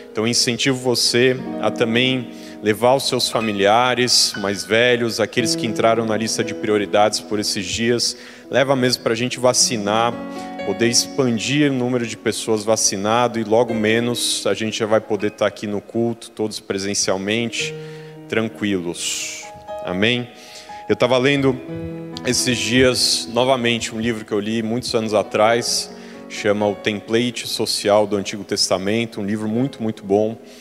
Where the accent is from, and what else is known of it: Brazil; moved away